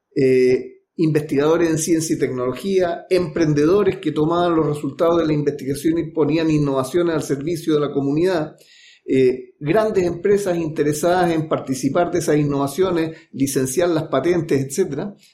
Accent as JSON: {"language": "Spanish", "region": "Valparaíso", "country": "Chile", "moved": "yes", "lives_now": "Santiago, Chile", "said": "yo soy de Valparaíso. Suelo decir, yo me vine en 1981, Valparaíso me exportó a Santiago"}